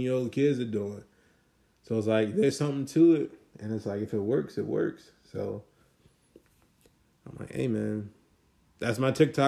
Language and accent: English; Maryland, United States; also born or lived in Washington, D.C.; I'm from Maryland. Like, I was born in D.C., but I was raised in Maryland